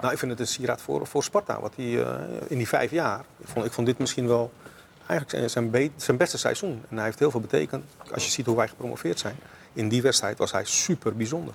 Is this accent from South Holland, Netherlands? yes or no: yes; Rotterdam, South Holland, Netherlands; also born or lived in Suriname; als Rotterdammer